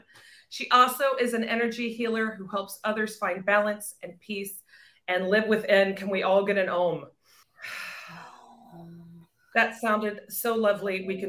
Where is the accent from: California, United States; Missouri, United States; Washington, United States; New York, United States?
Missouri, United States; Kansas City; moved away; … is also from my hometown of Kansas City.